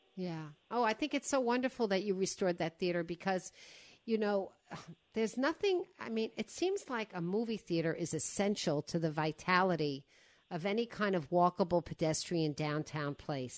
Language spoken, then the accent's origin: English; Five Towns, Long Island, New York, United States; I grew up in this cluster called the Five Towns, and one of the towns was Cedarhurst